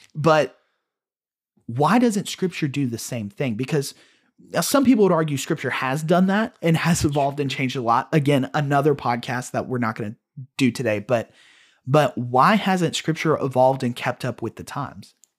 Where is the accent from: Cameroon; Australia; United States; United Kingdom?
United States; we're American, we're Westerners